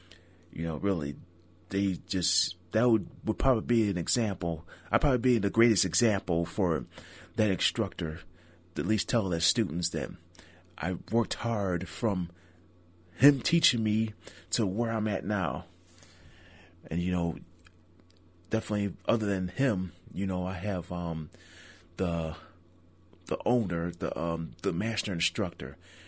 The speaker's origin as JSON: {"language": "English", "town": "Niagara Falls", "region": "New York", "country": "United States", "tie": "born or raised there", "said": "traveling from my hometown Niagara Falls to Boston."}